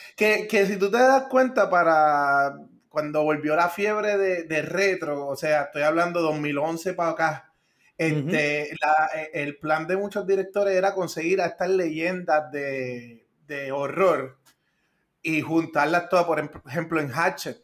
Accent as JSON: {"language": "Spanish", "town": "Río Grande", "country": "Puerto Rico", "said": "yo que soy de Río Grande"}